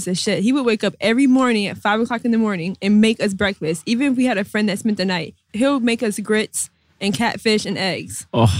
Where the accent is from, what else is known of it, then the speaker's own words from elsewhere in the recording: Minnesota, United States; now in New York, United States; growing up in Minnesota, we didn't appreciate that.